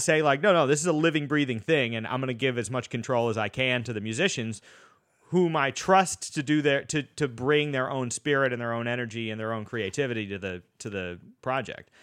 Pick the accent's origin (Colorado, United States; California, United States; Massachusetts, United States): Massachusetts, United States; Boston; moved away; I'm from Boston originally, and I went to school out there